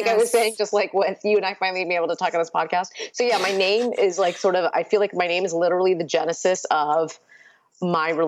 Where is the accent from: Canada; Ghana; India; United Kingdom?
India; born there; first language Urdu; English is a second language; And so Urdu, which is the the first language I spoke and is the language of my family. I was born in India actually. So Urdu was our first language